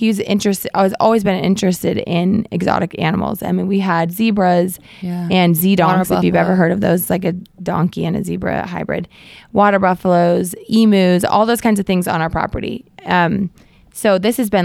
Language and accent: English; Florida, United States; I was from Florida